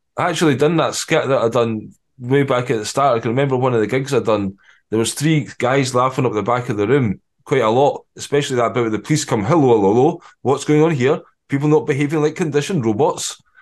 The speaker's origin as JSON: {"language": "English", "region": "Scotland", "country": "United Kingdom", "said": "you've got to get the kilt on being Scottish"}